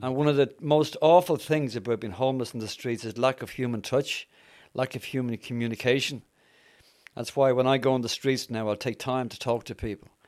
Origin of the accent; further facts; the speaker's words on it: Dublin, Leinster, Ireland; moved away; also born or lived in Yorkshire; I'm Irish, as some of you have probably picked up. I'm from Dublin